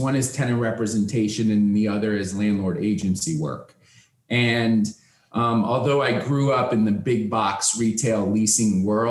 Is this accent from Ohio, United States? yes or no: yes; Cleveland, Ohio, United States; moved away as an adult; also born or lived in Wisconsin; now in Miami, United States; I'm originally from Cleveland, Ohio. I grew up as the son of a retail real estate broker